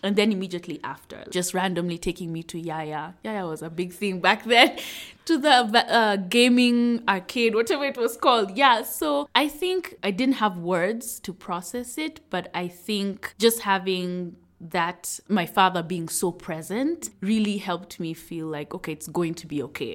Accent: Nairobi, Kenya; I'm from Nairobi, Kenya. So I grew up in a neighborhood in Upper Hill

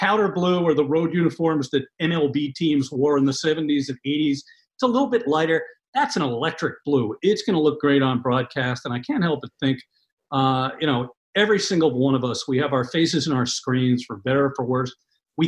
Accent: New York, United States; as an East Coast guy, I'm a New Yorker. I grew up around here. I've lived around here my entire life.

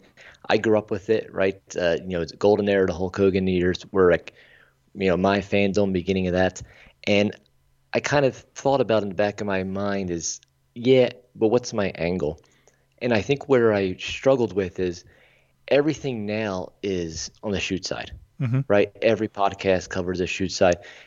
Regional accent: Philadelphia, Pennsylvania, United States; I'm a Philly boy.

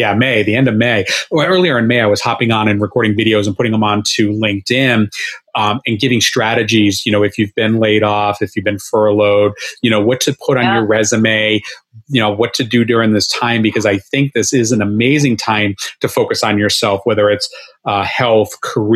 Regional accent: Rhode Island, United States; now in South Florida, United States; I grew up in Rhode Island

